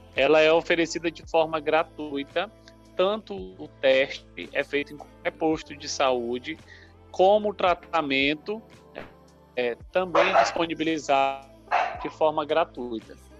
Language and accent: Portuguese; Maranhão, Brazil; also born or lived in Paraíba; Sou nordestino, nasci na Paraíba, mas me criei no Maranhão